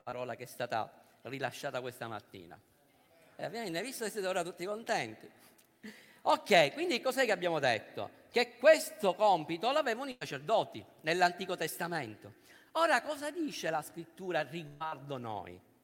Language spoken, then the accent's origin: Italian; Sicily, Italy; noi che siamo siciliani e che ci troviamo qua a Roma